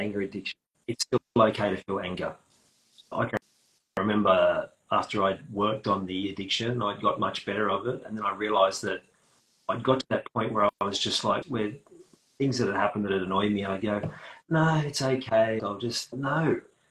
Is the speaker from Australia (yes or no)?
yes; Australia; accent: Australian; I'm using Australian slang